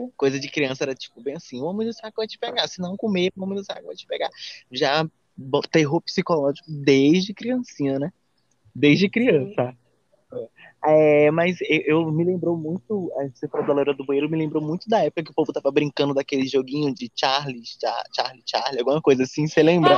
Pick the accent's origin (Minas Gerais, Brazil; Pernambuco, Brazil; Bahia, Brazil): Bahia, Brazil; Salvador; Nós somos de Salvador, somos da Bahia